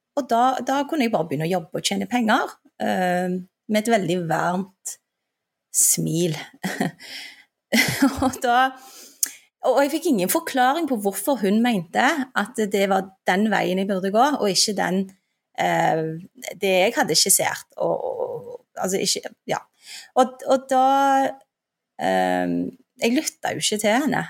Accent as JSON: {"language": "Norwegian", "town": "Stavanger", "region": "Rogaland", "country": "Norway", "tie": "born or raised there", "also_born_or_lived": "Turkey", "said": "vi flytta til Stavanger, og det hører du sikkert fra dialekten min, det er der jeg er fra. Uh, og der vokste jeg opp"}